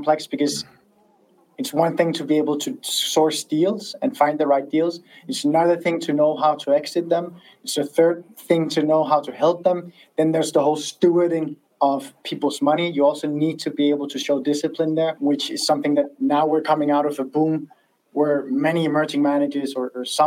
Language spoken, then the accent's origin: English; Denmark; I'm from Denmark